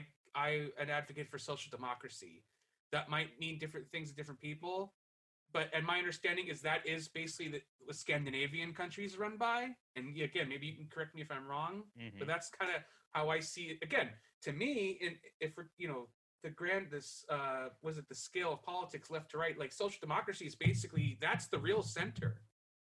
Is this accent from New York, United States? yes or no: yes; New York, United States; also born or lived in South Florida; I'm from New York